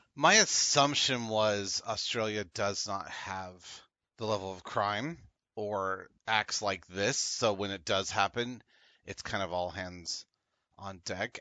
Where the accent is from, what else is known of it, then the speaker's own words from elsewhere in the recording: United States; spoiled by being American